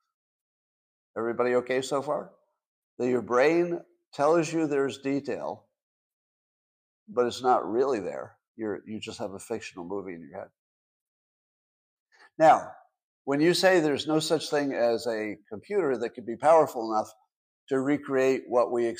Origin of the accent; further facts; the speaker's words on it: United States; I, as an American